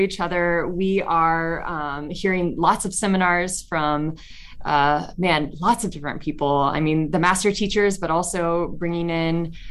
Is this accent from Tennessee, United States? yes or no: yes; Chattanooga, Tennessee, United States; I'm from Chattanooga, Tennessee.